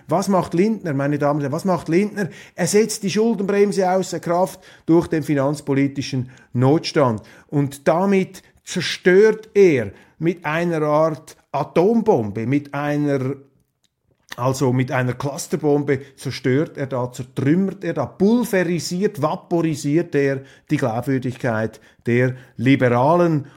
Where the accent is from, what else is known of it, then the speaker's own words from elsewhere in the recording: Switzerland; die Schweizer, sie werden immer wieder unterschätzt. Und das hat auch mit unserem Akzent zu tun